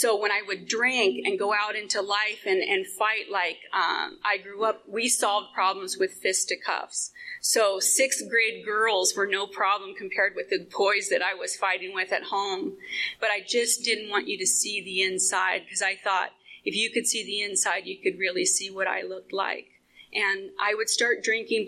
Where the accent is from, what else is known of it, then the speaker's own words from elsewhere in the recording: Phoenix, Arizona, United States; I was born and raised in Phoenix in a very blighted area that's affectionately known as Murder Vale